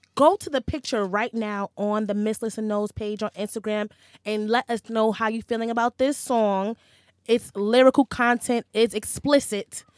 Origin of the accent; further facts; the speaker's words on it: New York City, New York, United States; growing up in New York City